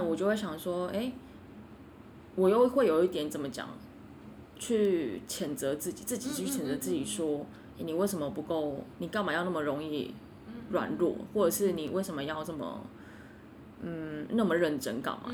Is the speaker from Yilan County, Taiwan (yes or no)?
no; Kaohsiung, Taiwan; moved away; 我以前住，我以前，我是，我是高雄人